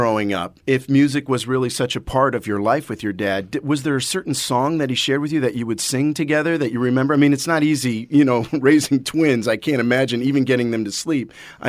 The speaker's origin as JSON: {"language": "English", "region": "Midwest", "country": "United States", "tie": "born or raised there", "said": "Where I grew up in the Midwest, every girl had your poster smiling back at them on their closet door."}